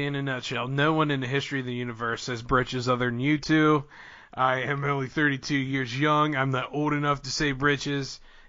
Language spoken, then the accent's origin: English; Centre County, Pennsylvania, United States; I'm from South Central Center County, Pennsylvania, all right? I'm from the projects of PG. Pretty rough where I'm from. Actually, that's a total lie. I'm from a really nice area in Pennsylvania. But anyhow, I was born in the 80s.